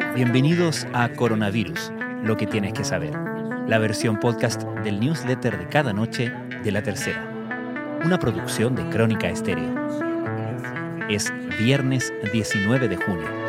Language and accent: Spanish; Chile